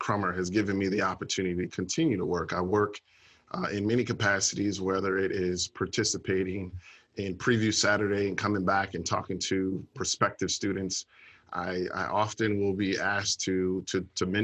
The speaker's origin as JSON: {"language": "English", "town": "Orlando", "region": "Florida", "country": "United States", "tie": "born or raised there", "also_born_or_lived": "Chicago, Illinois", "said": "I was raised in Orlando"}